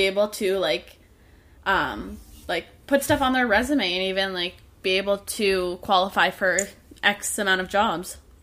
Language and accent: English; Canada; I'm Canadian myself